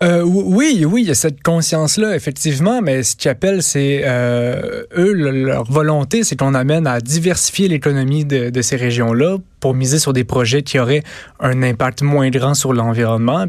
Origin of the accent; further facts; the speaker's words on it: Val-d'Or, Quebec, Canada; je viens de, de, de Val d'Or moi-même